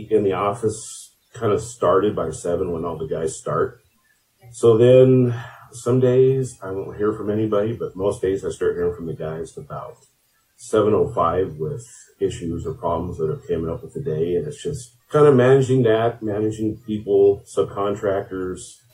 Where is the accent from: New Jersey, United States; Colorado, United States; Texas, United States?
Colorado, United States; Craig; also born or lived in Grand Junction, Colorado; I grew up in Craig, Colorado. We moved here in 1998